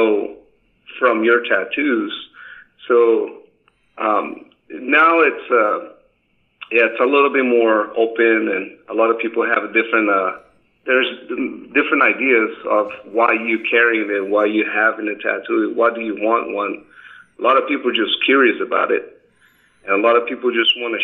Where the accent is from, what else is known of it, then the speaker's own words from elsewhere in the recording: São Paulo, Brazil; moved away as an adult; also born or lived in Japan; now in Las Vegas, United States; Born and raised, yeah. I was born in São Paulo, 1974. Born and raised São Paulo all the way up to I was 19 years old when I left